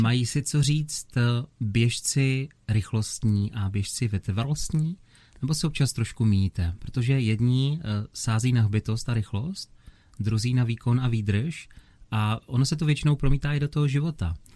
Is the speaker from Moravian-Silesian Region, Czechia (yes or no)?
yes; Opava, Moravian-Silesian Region, Czechia; v mém rodném městě u Sleského divadla v Opavě